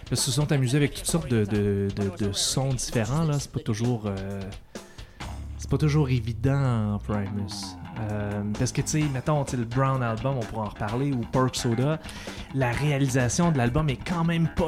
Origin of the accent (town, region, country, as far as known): Sherbrooke, Quebec, Canada